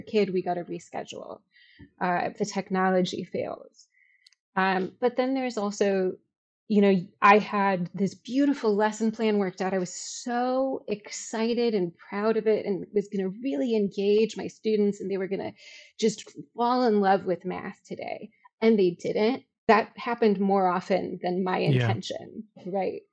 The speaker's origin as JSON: {"language": "English", "town": "Chicago", "region": "Illinois", "country": "United States", "said": "I'm from Chicago. I taught in Chicago."}